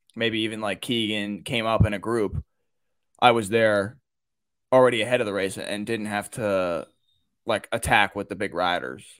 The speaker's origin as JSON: {"language": "English", "town": "Baltimore", "region": "Maryland", "country": "United States", "tie": "born or raised there", "said": "I'm from the Baltimore area, I mean, I've, like, growing up, everyone had a Ray Lewis jersey"}